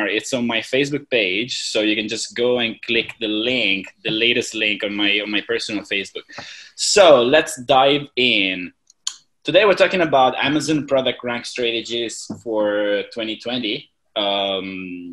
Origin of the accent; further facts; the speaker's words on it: Italy; moved away as an adult; also born or lived in China / Hong Kong; now in Thailand; I'm originally from Italy.